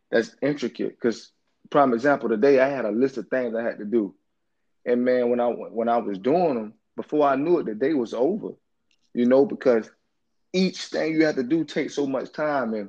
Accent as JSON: {"language": "English", "town": "Orlando", "region": "Florida", "country": "United States", "tie": "born or raised there", "said": "I grew up in Orlando in the inner city"}